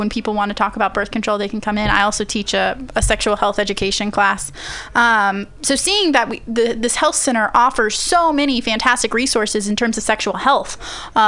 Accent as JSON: {"language": "English", "area": "Central Valley", "region": "California", "country": "United States", "tie": "born or raised there", "also_born_or_lived": "Bakersfield / Fresno / Madera / Chowchilla", "moved": "as an adult", "said": "I'm originally from the Central Valley. I lived there for 18 years"}